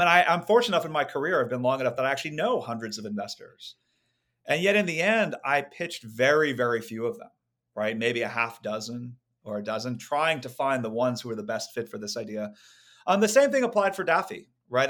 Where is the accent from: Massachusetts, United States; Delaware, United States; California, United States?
California, United States; Silicon Valley; I grew up in Silicon Valley